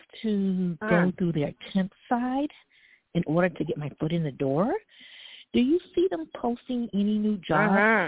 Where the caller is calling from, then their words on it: Brooklyn, New York, United States; I'm calling from Brooklyn right now.